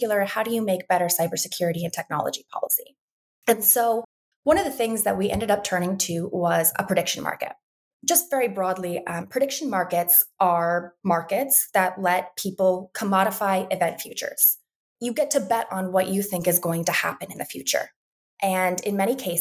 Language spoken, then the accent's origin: English; Western Montana, United States; moved away; I'm originally from Western Montana